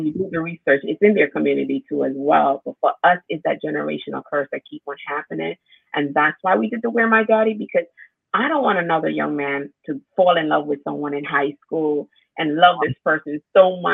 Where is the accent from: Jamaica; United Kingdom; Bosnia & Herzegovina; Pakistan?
Jamaica; moved away; I was raised in Jamaica with my grandmother and my four uncles